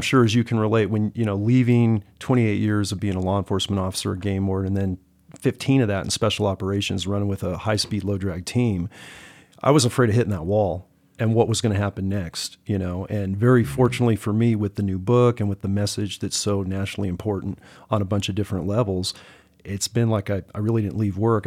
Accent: Silicon Valley, California, United States; moved away as an adult; now in Montana, United States; I'm originally from the Silicon Valley of California

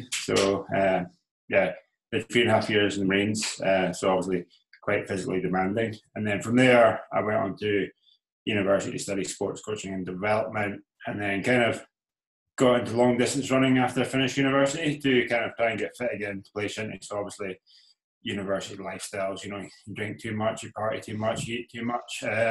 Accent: Isle of Skye, Scotland, United Kingdom; now in Inverness, United Kingdom; So I'm based in Inverness in Scotland. So I'm actually from Skye.

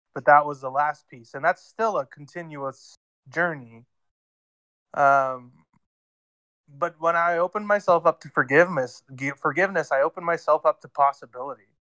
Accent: Ontario, Canada; now in Alberta, Canada; I'm out in Alberta right now, but I grew up in Ontario

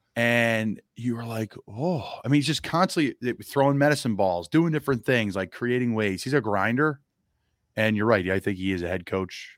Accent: Doylestown, Pennsylvania, United States; moved away; it's a wonderful place that did a lot for me, and there's a lot of us that love to give back to it because it's a special place in Doylestown, Pennsylvania

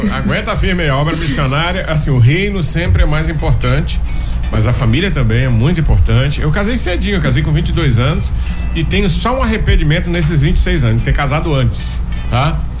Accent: Imperatriz, Maranhão, Brazil; Imperatriz é minha terra

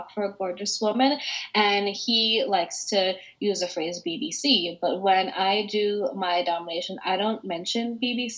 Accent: United States; I was born in America

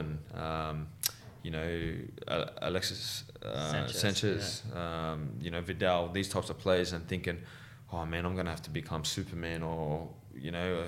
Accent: Sydney, New South Wales, Australia; growing up in Western Sydney

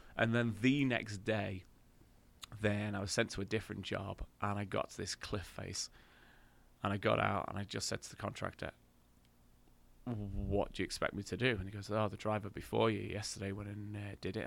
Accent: England, United Kingdom; I'm English and proud

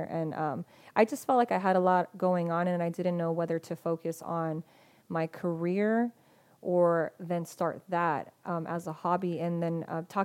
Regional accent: Spring Valley, California, United States; I grew up in Spring Valley, so it wasn't like the nicest, you know, part of town

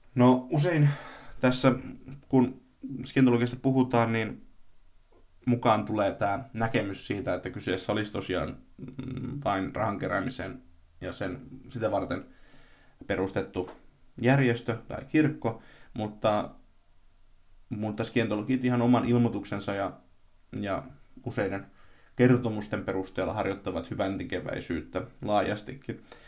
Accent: a small town in Tavastia, Finland; tässä pienessä hämäläisessä kaupungissa

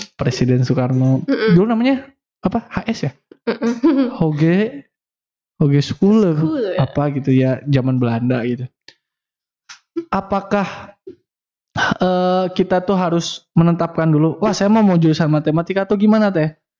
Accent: Tasikmalaya, West Java, Indonesia; saya kan orang Tasik

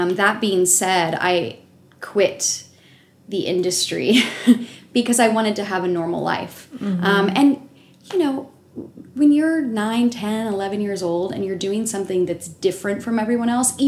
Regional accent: Dallas, Texas, United States; I grew up in Dallas, Texas

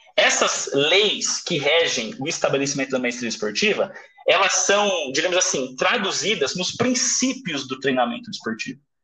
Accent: Brazil; moved away as an adult; also born or lived in Russia; eu vim do Brasil

